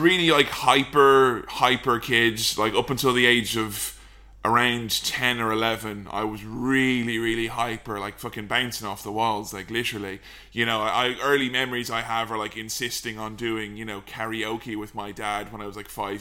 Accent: Delvin, Westmeath, Ireland; I just grew up in a small, little, tiny village in a kind of crappy part of the country where there wasn't really much going on, called Delvin in County Westmeath.

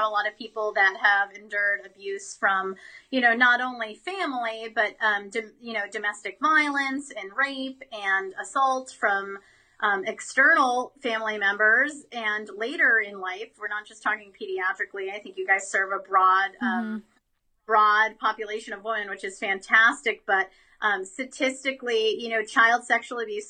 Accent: United States; as an American citizen

